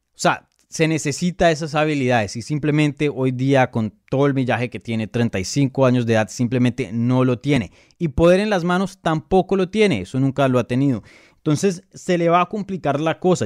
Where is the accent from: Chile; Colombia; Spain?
Colombia; first language Spanish; yo soy colombiano, mi primer idioma es el español.